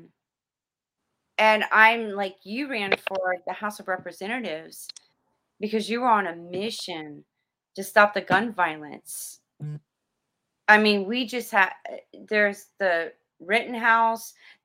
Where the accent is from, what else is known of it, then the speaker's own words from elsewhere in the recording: South Florida, United States; I grew up in South Florida